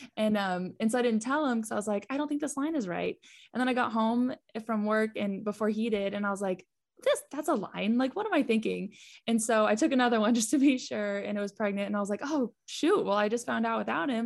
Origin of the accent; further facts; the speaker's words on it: Texas, United States; we are from Texas